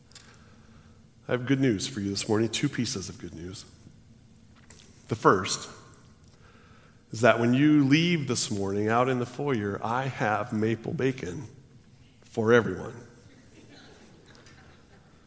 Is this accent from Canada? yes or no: no; Washington, United States; also born or lived in California; We moved when I was in fourth grade, and I remember when we moved to Washington